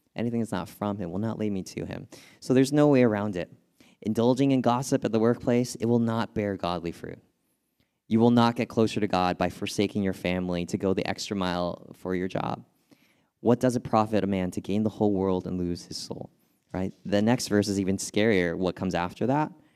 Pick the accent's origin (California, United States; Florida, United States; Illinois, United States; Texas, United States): California, United States; moved away; I'm from California